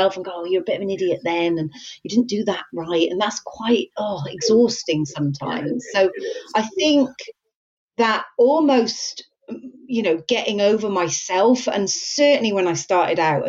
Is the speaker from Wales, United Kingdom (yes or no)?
yes; Wales, United Kingdom; I'm Welsh